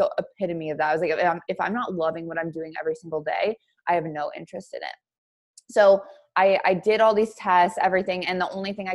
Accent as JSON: {"language": "English", "town": "Billings", "region": "Montana", "country": "United States", "moved": "as an adult", "said": "Originally, I'm from Billings, Montana"}